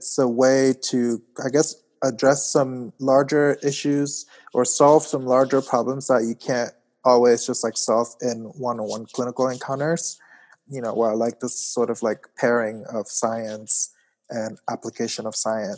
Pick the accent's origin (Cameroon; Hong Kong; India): Cameroon; Yaoundé, Centre; moved away as an adult; now in New Haven, United States; I grew up in Cameroon in Yaoundé, so I moved to the US about 10, 11 years ago to go to college